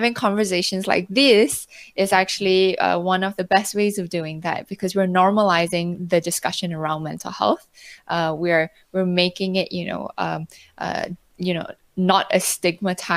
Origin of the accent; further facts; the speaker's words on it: Malaysia; moved away; also born or lived in North America / Europe / Hong Kong; I'm originally Malaysian. I've spent quite a bit of time abroad across, you know, North America, Europe, and also most recently in Hong Kong, where I was there for 6 years